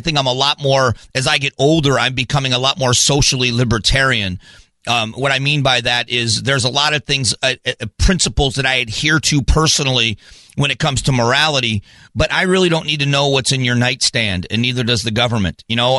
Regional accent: Fort Myers, Florida, United States; I grew up in the South. I'm broadcasting from my hometown. I'm in Fort Myers, Florida.

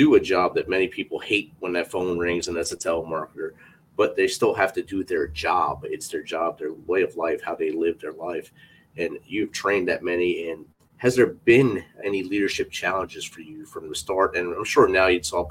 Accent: Jersey City, New Jersey, United States; I come from Jersey City

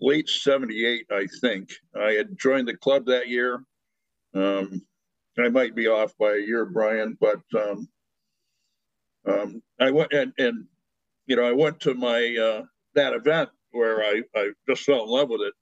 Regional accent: United States; being an American male

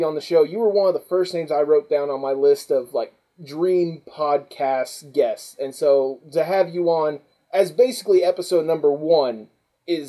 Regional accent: the South, United States; I grew up in the South myself

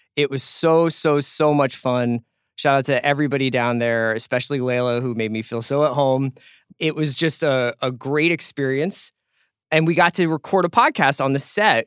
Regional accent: Northeast, United States; I'm from the Northeast

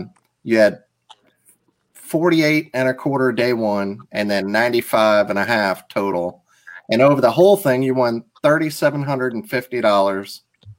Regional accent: Mississippi, United States; I'm from Mississippi.

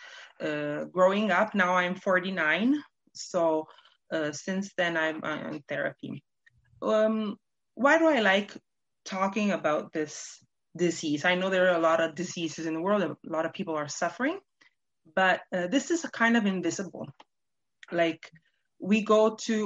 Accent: Canada; also born or lived in Toronto; now in Italy; I was born in Canada

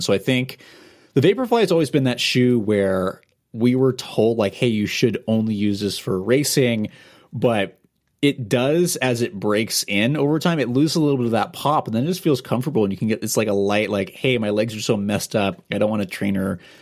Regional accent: Portland, Oregon, United States; I grew up in Portland about four or five miles away

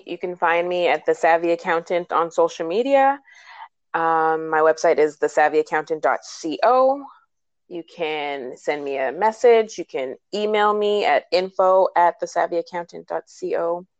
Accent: New Jersey, United States; well, Philly doesn't really count as traveling because I was from Jersey.

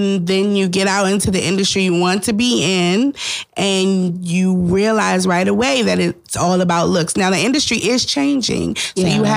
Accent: Washington, District of Columbia, United States; I am from Washington, D.C., born and raised

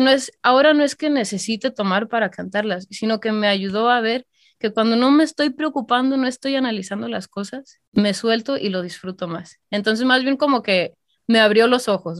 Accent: Calvillo, Aguascalientes, Mexico; moved away; yo soy de Calvillo, Aguascalientes

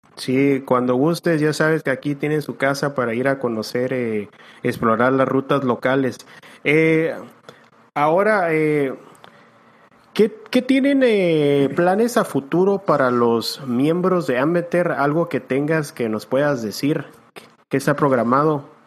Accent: Tijuana, Baja California, Mexico; also born or lived in San Diego; yo me acuerdo que desde los 10, 11 años se compró su Jeep y nos llevaban aquí en Tijuana. yo soy de San Diego, en Tijuana

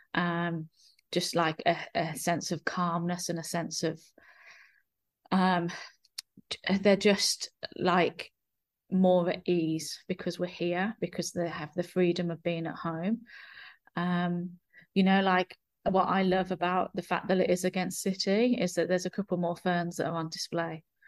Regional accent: England, United Kingdom; now in New Zealand; I consider, I consider my, New Zealand my home, but I'm from England

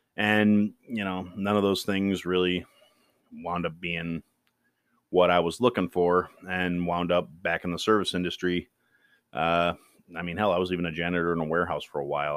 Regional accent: Kenosha, Wisconsin, United States; moved away; I am from Kenosha, Wisconsin. That's a small town in the southeast corner of Wisconsin

